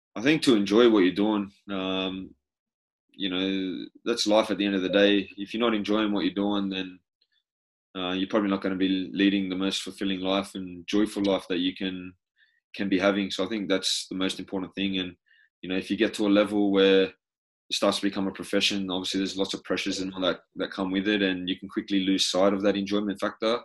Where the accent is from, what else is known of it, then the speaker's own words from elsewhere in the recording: New South Wales, Australia; moved away as an adult; also born or lived in Belgium / Spain / England; being an Australian